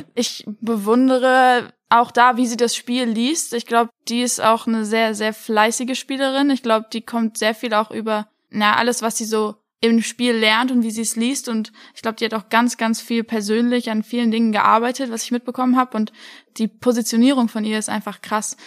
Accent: Oppenheim, Rhineland-Palatinate, Germany; moved away as an adult; also born or lived in Kiel; now in Frankfurt, Germany; ich bin in Oppenheim aufgewachsen

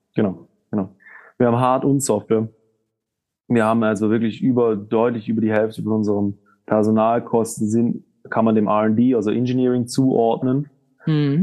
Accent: Southern Germany, Germany; now in Switzerland; Wir kommen aus, äh, aus Süddeutschland

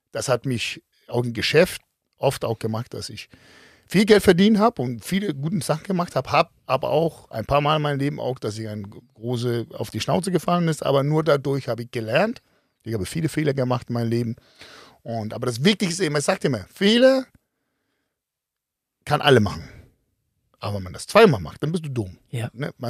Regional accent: Denmark; accent: Danish; German is a second language; Und äh, fand mein Dialekt mit dem Dänstolz so ein bisschen lustig.

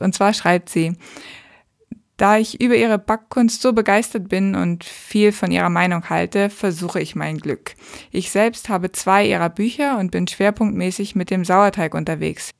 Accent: Hamburg, Germany; aus meiner Heimatstadt, aus Hamburg

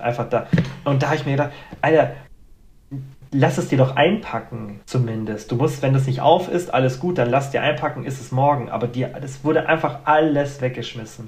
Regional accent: Germany; bei uns in Deutschland

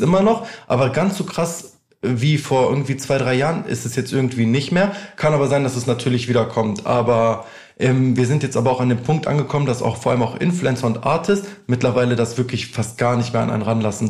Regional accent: near Hanover, Lower Saxony, Germany; moved away as an adult; also born or lived in Albania; now in Düsseldorf, Germany; ich bin ja aufgewachsen in der Nähe von Hannover

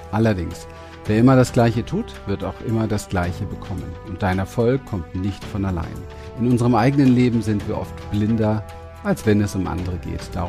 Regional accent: Berlin, Germany; Ich komme aus den Ghettos von Berlin bin wirklich in Mangel und Armut und Terror.

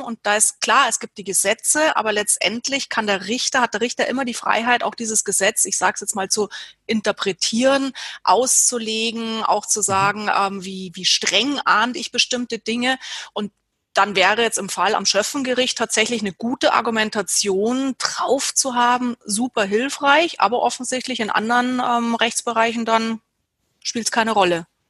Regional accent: Germany; bei uns in Deutschland

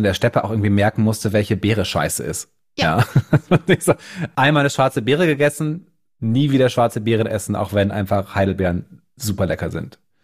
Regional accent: Bremen, Germany; now in Berlin, Germany; ich natürlich da als Norddeutscher auch total daher bin. Und das nächste Mal, wenn ich dann auf Heimaturlaub bin in Bremen

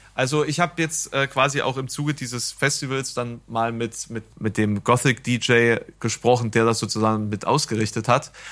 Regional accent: East Germany, Germany; als Ossi einen Text einzulesen, ist schon mal generell schwierig, ne? Wenn du so, wenn du schon einen gewissen Regulekt hast

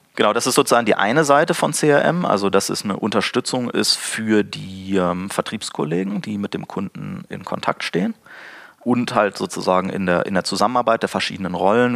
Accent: Braunschweig, Lower Saxony, Germany; aus meiner Heimatstadt Braunschweig

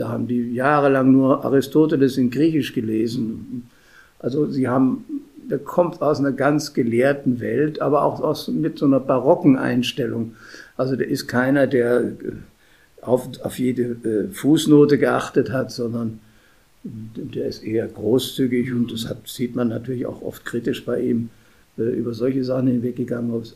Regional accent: Munich, Bavaria, Germany; moved away as an adult; also born or lived in Regensburg / Rheydt; now in Mönchengladbach, Germany; als Münchner

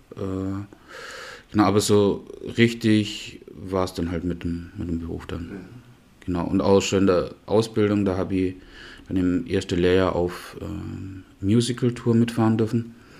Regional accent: Knittlingen, Baden-Württemberg, Germany; moved away as an adult; also born or lived in Black Forest; now in Memmingen, Germany; aus äh, Knittlingen, nördlich von Pforzheim.

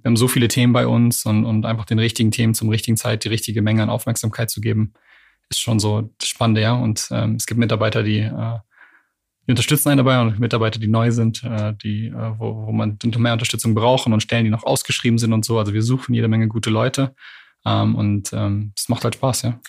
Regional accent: Canada; now in Berlin, Germany; ich bin ja gebürtiger Kanadier.

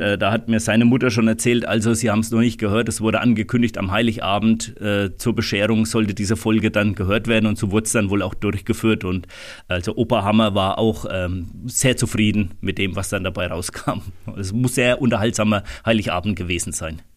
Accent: Rhön, Bavaria, Germany; bei uns in der Rhön

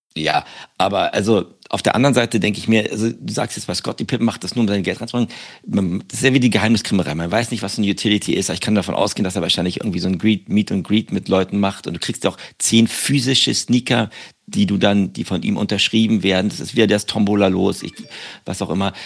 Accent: Berlin, Germany; moved away; ich bin jetzt in meiner Heimat

